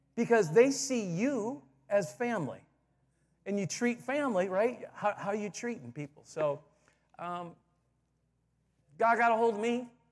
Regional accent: Michigan, United States; moved away as an adult; also born or lived in Southern California / Plymouth, Michigan; I grew up in Michigan, um, west side at first, and then about ten years there, and then my dad had a church, uh, in Plymouth, Michigan

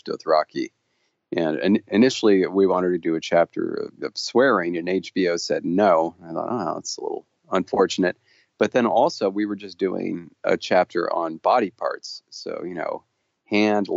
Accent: Los Angeles, California, United States; also born or lived in Long Beach, California / Fresno, California / Orange County, California; I was born in Long Beach, which is a part of Los Angeles

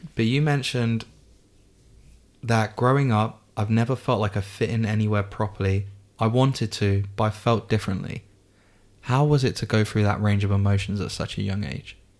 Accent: England, United Kingdom; I'm obviously English, but my dad's side of the family is Spanish

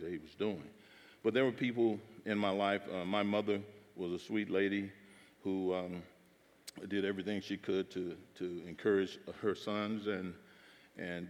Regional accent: Jackson, Mississippi, United States; Growing up in Mississippi, I was born and raised there in Jackson, Mississippi

